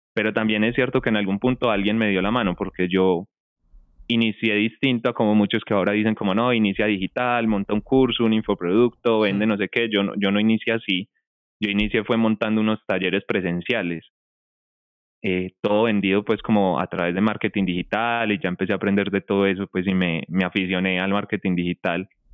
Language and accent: Spanish; Colombia; also born or lived in Medellín; yo soy de acá, yo soy de Colombia, yo vivo en Medellín, Colombia